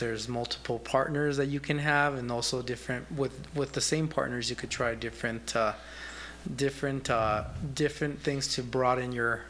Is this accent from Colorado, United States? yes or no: yes; Colorado, United States; moved away as an adult; also born or lived in California; now in Tucson, United States; Yeah, well, my family is there, and I grew up there. So I was born in California, but we moved to Colorado when I was 5.